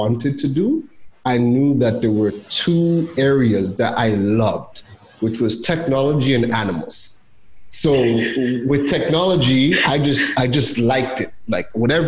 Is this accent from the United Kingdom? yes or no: no; Toronto, Ontario, Canada; moved away as an adult; also born or lived in Trinidad; I was born in Trinidad, left at 2 weeks old. We moved to Toronto, and I lived in Toronto for 29 years.